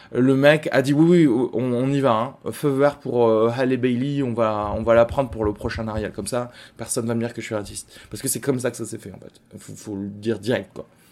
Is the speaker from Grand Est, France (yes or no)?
no; Albi, Occitania, France; je viens d'Albi aussi